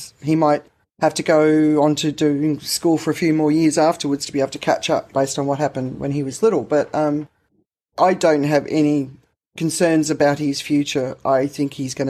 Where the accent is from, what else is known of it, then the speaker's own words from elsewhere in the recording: Australia; I grew up in the Australian system